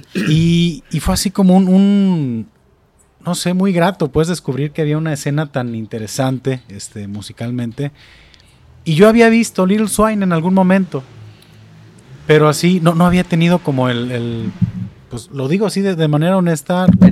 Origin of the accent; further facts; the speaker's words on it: Atotonilco el Alto, Jalisco, Mexico; now in Zapotlanejo, Mexico; yo vengo de Totonilco al Alto.